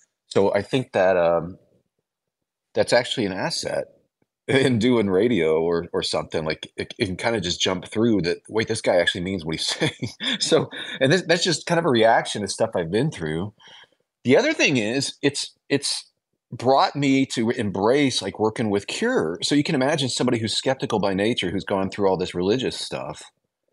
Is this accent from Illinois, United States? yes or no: yes; Illinois, United States; Well, I'm from Illinois originally, small towns.